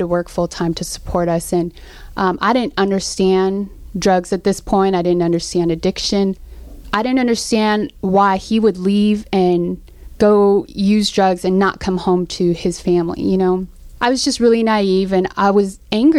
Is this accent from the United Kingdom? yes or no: no; Seattle, Washington, United States; also born or lived in Philippines; I was born in the Philippines and raised in Seattle